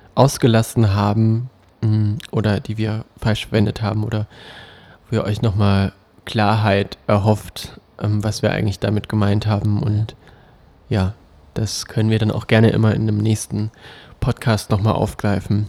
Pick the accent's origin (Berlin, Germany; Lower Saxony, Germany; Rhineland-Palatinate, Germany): Berlin, Germany; für uns Berliner